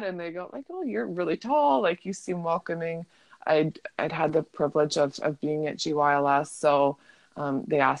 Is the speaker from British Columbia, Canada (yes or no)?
yes; Vancouver, British Columbia, Canada; I'm from Vancouver